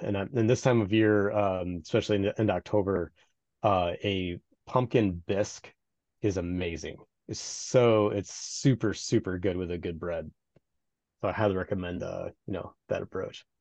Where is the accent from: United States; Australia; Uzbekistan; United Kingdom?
United States; Midwest; Being a Midwesterner